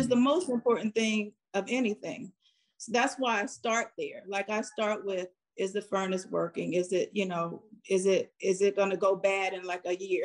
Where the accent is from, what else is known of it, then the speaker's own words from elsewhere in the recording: Farrell, Pennsylvania, United States; moved away; when I grew up in Farrell, everyone was working.